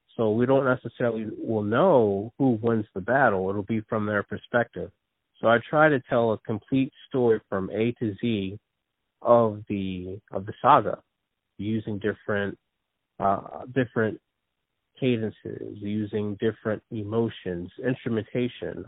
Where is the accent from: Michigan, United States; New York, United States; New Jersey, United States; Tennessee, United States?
New Jersey, United States; also born or lived in Philadelphia area; born in New Jersey, and uh, I've been raised in New Jersey, but most of my family's from Philadelphia